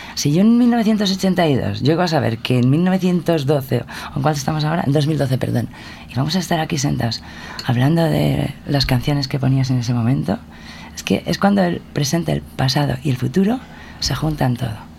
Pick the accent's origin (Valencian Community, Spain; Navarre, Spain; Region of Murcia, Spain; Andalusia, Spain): Valencian Community, Spain; una vez hecha toda la promoción de mi tierra